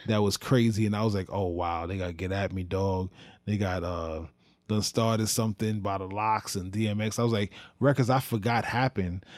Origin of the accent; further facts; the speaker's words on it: New York, United States; I am a New Yorker